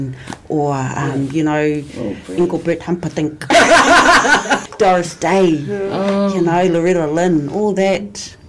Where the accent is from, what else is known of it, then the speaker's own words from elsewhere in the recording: Cook Islands; growing up in Raro